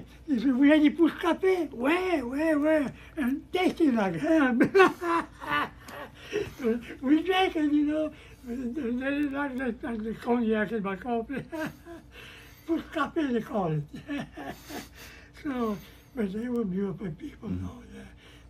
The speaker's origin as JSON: {"language": "English", "town": "Rayne", "region": "Louisiana", "country": "United States", "tie": "born or raised there", "first_language": "French", "second_language": "English", "said": "I was born and raised in Rhine, Louisiana. I was raised on a farm."}